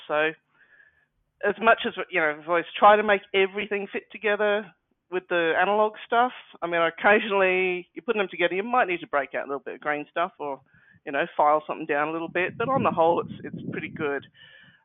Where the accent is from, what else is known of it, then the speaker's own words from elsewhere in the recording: Australia; being Australian